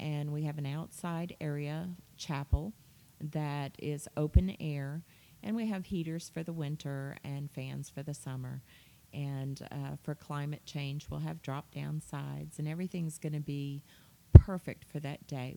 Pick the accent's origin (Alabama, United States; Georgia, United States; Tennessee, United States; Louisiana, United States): Louisiana, United States; New Orleans; I grew up in New Orleans